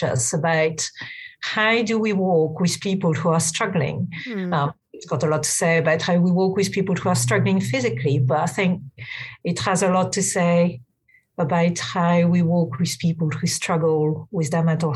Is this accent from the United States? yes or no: no; central France, France; now in London, United Kingdom; I grew up in France, in central France, in a very, very secular kind of place